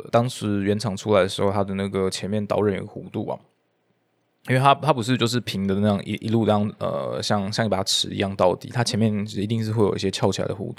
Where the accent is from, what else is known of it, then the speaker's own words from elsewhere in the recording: Taipei, Taiwan; 我是台北的